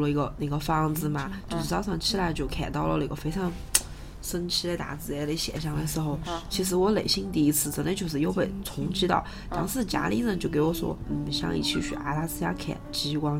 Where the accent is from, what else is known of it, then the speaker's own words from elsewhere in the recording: Sichuan, China; accent: Sichuanese; 我们俩每次讲四川话